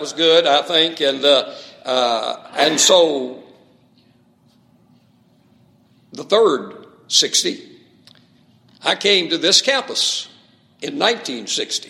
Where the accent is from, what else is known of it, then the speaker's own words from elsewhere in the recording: West Texas, United States; He was a West Texas guy all the way, much like myself